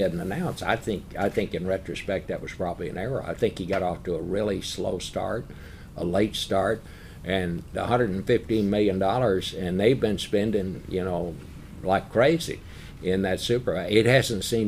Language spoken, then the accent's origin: English; Texas, United States; when I was growing up in Texas